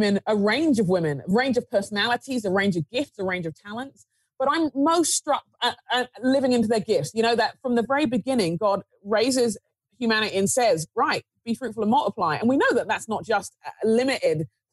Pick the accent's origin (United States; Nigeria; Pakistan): Nigeria; as a Nigerian, as someone growing up in the inner city